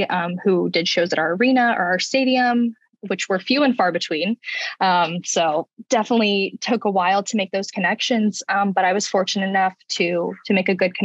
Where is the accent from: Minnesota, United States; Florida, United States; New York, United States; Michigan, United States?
Florida, United States; Jacksonville; I'm from Jacksonville, Florida